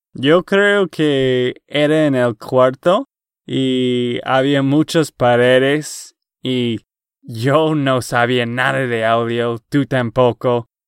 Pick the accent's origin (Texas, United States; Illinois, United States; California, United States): Texas, United States; accent: gringo; Spanish is a second language; de Texas, Estados Unidos.